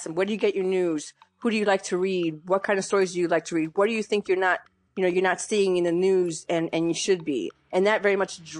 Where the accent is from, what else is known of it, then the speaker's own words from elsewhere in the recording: Bronx, New York, United States; also born or lived in Massachusetts / Connecticut; No, I grew up in New York, mostly in the Bronx. I was the middle of, you know, three kids, three sisters. And we moved around later, you know, when I was about 18, 19, my dad started to move us around between New York, Massachusetts, and Connecticut for his job.